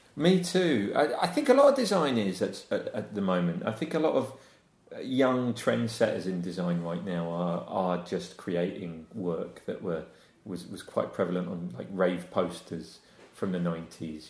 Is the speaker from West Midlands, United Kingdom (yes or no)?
no; Wiltshire, South West England, United Kingdom; moved away; also born or lived in Surrey; I grew up in Wiltshire